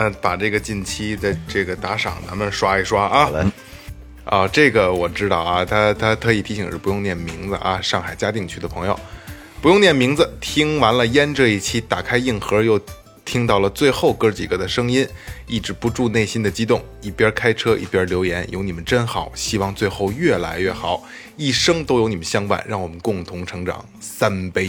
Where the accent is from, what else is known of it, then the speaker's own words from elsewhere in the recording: China; 我们中国人在那儿买个岛